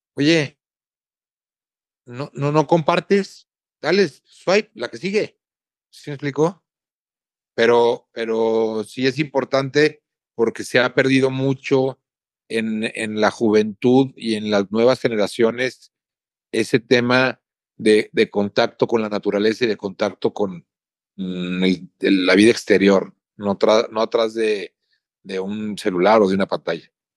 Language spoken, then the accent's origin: Spanish; San Luis Potosí, Mexico; mi tierra, en mi plaza, con mi gente